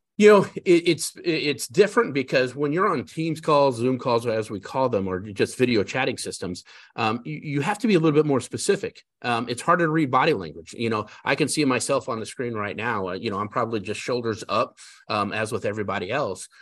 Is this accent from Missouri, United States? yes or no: no; Denver, Colorado, United States; now in South Carolina, United States; I was born and raised in Denver, Colorado